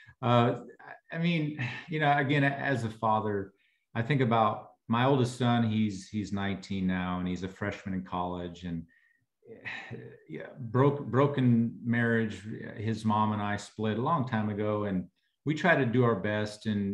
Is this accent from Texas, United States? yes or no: yes; Texas, United States; I'm from Texas